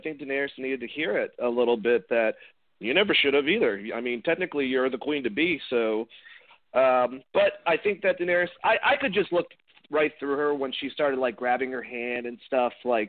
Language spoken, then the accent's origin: English; Boston, Massachusetts, United States; I'm from Boston.